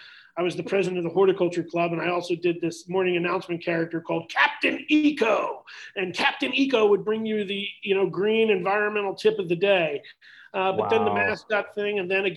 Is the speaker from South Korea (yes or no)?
no; Blue Bell, Pennsylvania, United States; I grew up in Bluebell